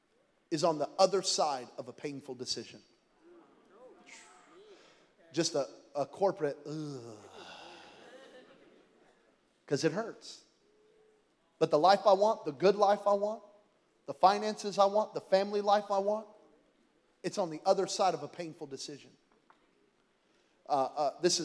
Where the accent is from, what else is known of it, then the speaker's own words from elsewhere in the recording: Belen, New Mexico, United States; I'm from Belen, New Mexico.